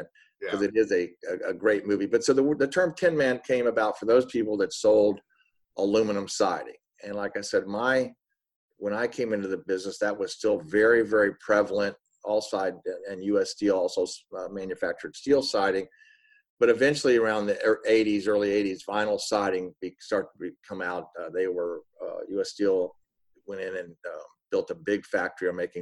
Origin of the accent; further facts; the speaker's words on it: Miami, Florida, United States; moved away as an adult; also born or lived in Tennessee; now in Atlanta, United States; I'm from Miami, Florida